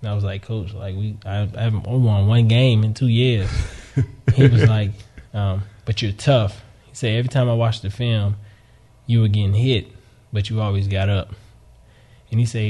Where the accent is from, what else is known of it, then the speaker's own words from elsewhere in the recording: Miami, Florida, United States; moved away as an adult; growing up in Miami